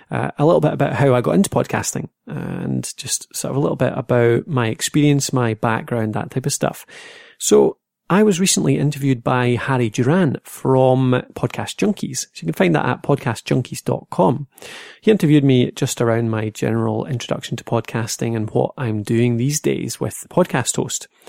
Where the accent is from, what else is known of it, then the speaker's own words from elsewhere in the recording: Dumfries, Scotland, United Kingdom; now in Dundee, United Kingdom; Uh, I'm from Scotland, so uh, originally Dumfries in Scotland, uh, so that's southwest of Scotland, down the bottom corner. Uh, these days, I'm in Dundee.